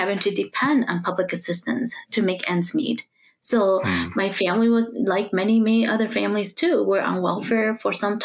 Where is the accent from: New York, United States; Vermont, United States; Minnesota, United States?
Minnesota, United States; St. Paul; also born or lived in Laos; I grew up in St. Paul, right? Mostly in St. Paul.